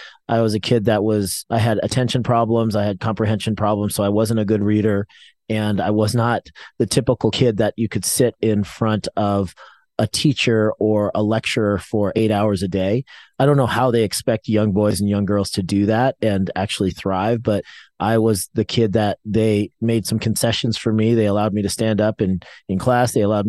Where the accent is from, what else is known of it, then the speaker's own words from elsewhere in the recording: New York, United States; born there; also born or lived in Boulder / Tucson / Southern California; I was born actually in New York. Then we went to Boulder, Colorado, then Tucson, Arizona, then Southern California. I kind of moved around a lot as a kid